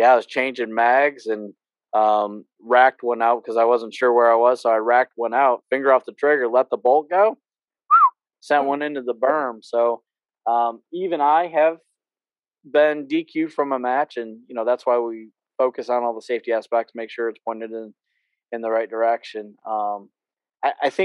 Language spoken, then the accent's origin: English; New York, United States; moved away; I'm from New York